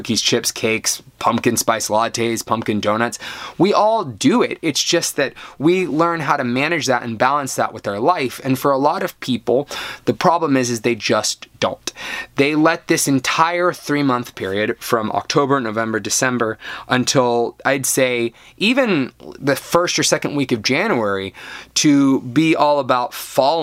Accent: United States; I'm American

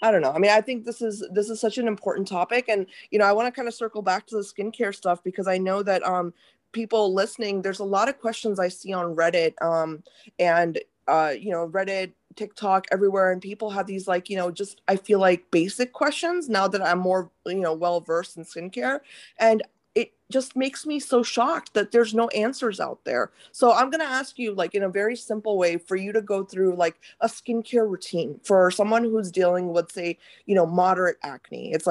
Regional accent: India; like in India, like I'm Indian, so like I know, like I grew up with my mom

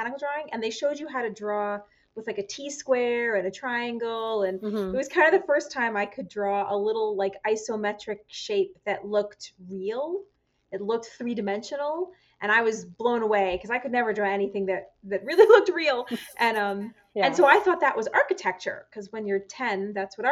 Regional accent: New York, United States; moved away as an adult; now in Twin Cities, United States; I grew up in New York

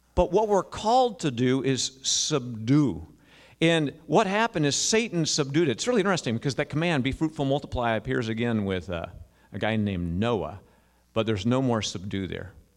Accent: United States; we as American Christians

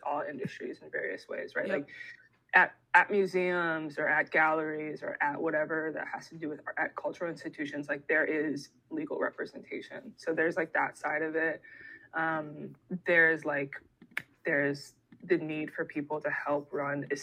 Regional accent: Ohio, United States; moved away as an adult; also born or lived in Dominican Republic; I'm from Ohio and we like don't have people from the diaspora there

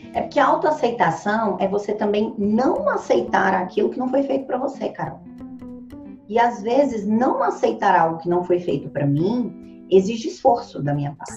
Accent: Ceilândia, Federal District, Brazil; Eu nasci na periferia da periferia. Hoje é a maior favela da América Latina. Foi onde eu nasci. Ceilândia, Brasília.

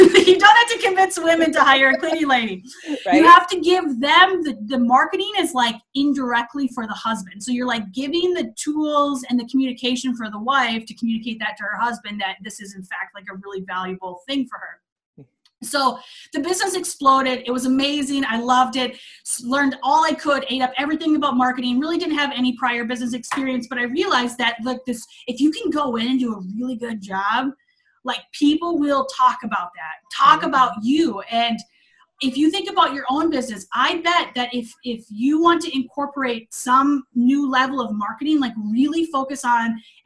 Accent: Minnesota, United States; moved away as an adult; I'm actually from Minnesota. I lived there my whole life

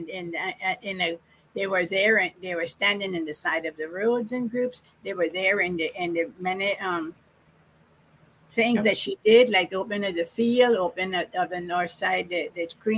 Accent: Cayman Islands; we are Caymanians and we are British subjects

